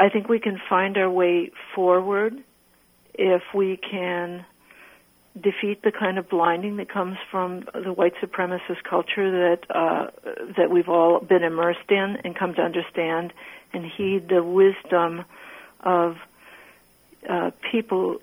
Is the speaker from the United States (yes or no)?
yes; Bakken area, North Dakota, United States; now in Minnesota, United States; I grew up on the land of the indigenous people of the three tribes, Mandan, Hidatsa, and Arikara